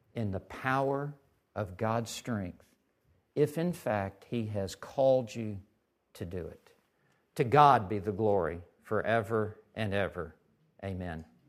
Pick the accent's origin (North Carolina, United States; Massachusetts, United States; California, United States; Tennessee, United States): Tennessee, United States; Memphis; moved away as an adult; also born or lived in West Texas; I grew up in Memphis, Tennessee.